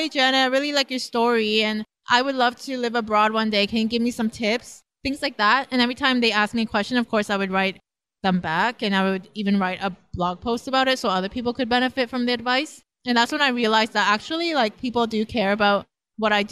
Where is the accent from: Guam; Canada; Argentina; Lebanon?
Canada; moved away as an adult; now in Lausanne, Switzerland; I'm a Canadian. I used to be a CPA and I quit my job to move abroad